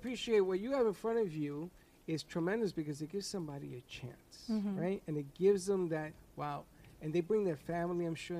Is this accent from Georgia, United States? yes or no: no; New York, United States; Charlotte, yes, I am a New Yorker.